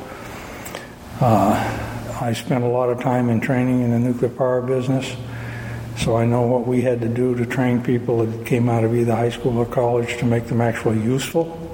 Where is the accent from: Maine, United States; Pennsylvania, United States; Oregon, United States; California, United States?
Maine, United States; Searsport; moved away as an adult; I grew up here in Searsport, graduated from Searsport in 1963